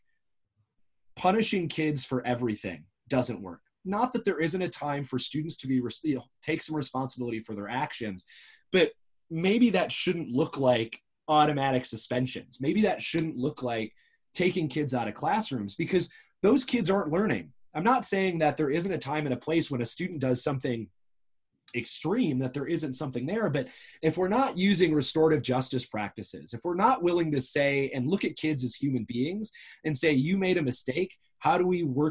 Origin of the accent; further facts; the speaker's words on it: Arizona, United States; I'm from Arizona, and when I first started teaching in Arizona